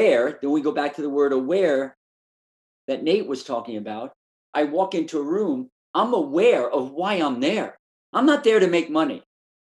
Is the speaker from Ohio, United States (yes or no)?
no; New York City, New York, United States; I was born and raised in Brooklyn, New York